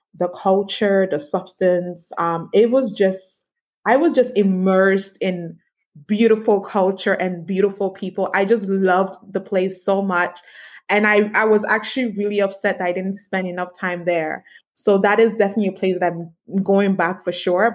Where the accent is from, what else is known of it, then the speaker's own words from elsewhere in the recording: Canada; also born or lived in Ghana; I was born in mm-hmm. Ghana, but I was raised in Canada